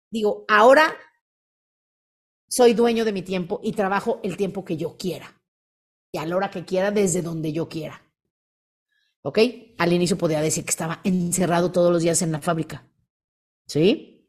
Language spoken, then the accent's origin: Spanish; Mérida, Yucatán, Mexico; soy de Mérida, y les cuento, yo antes de, estar aquí me dedicaba a los muebles, mi papá tiene una fábrica de muebles.